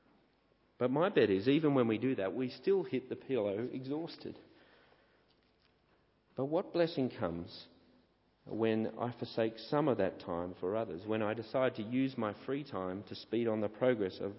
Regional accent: St Ives, New South Wales, Australia; moved away as an adult; growing up at the church I grew up at in St. Ives

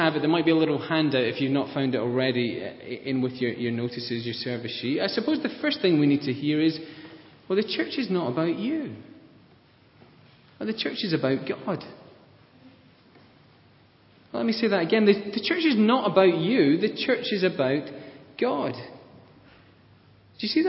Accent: Scotland, United Kingdom; I'm Scottish

